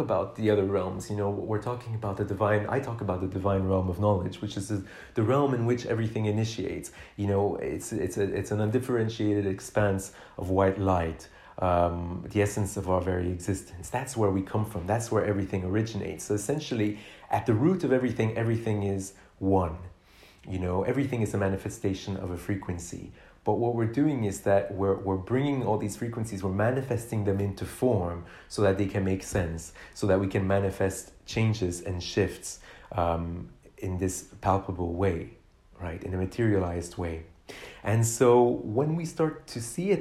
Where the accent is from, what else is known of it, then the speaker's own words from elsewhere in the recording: Canada; I grew up in Canada, a country where we have, you know, we're the second most spacious country in the world after Russia